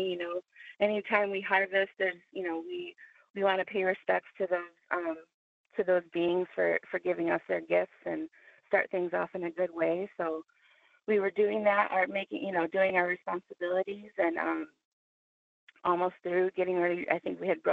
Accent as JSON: {"language": "English", "town": "Detroit", "region": "Michigan", "country": "United States", "moved": "yes", "said": "I'm originally from Detroit. So I had traveled down, and this was one of the first times I had come home"}